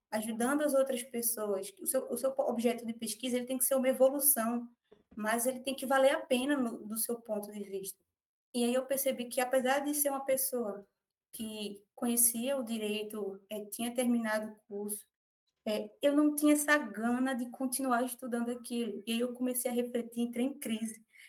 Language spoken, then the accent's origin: Portuguese; Recife, Pernambuco, Brazil; nasci no Recife, moro aqui na região metropolitana